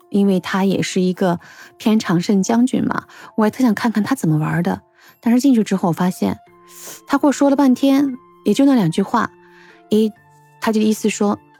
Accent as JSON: {"language": "Chinese", "country": "China", "said": "我们中国人"}